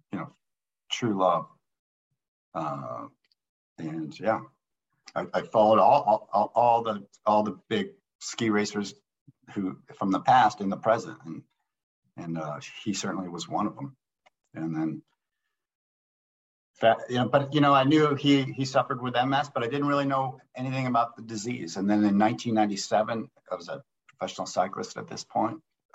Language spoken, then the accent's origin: English; Marblehead, Massachusetts, United States; I grew up a ski racer back in the East Coast. I grew up in Marblehead, Massachusetts, and we were weekend warriors.